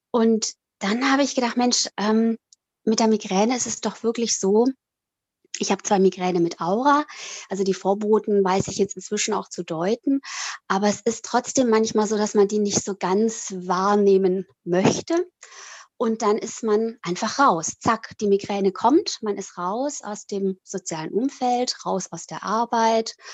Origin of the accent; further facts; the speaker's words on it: Italy; moved away as an adult; also born or lived in Switzerland; now in Süddeutschland, Germany; bin 47 Jahre alt, ähm, bin in der Schweiz geboren und in Italien aufgewachsen Dort bin ich auf die europäische Schule gegangen und nach dem Abi hat es mich dann nach Deutschland verschlagen